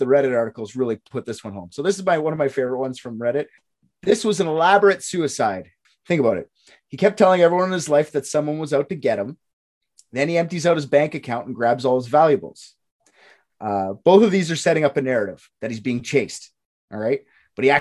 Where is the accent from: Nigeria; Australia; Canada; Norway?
Canada; I'm the Canadian.